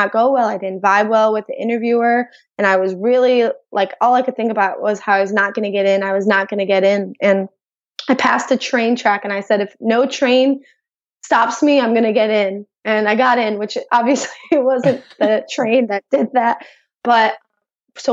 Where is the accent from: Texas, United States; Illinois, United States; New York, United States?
Illinois, United States; outside of Chicago; I grew up outside of Chicago in a very diverse neighborhood